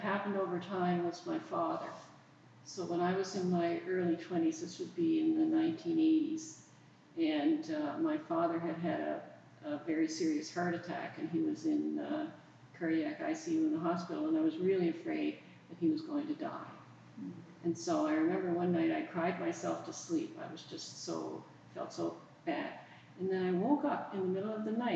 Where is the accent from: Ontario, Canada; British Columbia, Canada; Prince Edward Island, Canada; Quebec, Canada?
Prince Edward Island, Canada; moved away as an adult; also born or lived in England; I'm in the church of my childhood. I come from Prince Edward Island, and I come from a little community on the north shore of PEI.